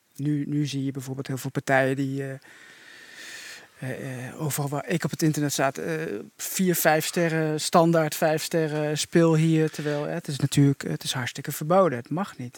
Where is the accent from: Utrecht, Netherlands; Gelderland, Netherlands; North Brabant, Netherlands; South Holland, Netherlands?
Gelderland, Netherlands; Doetinchem; ik kom uit Doetinchem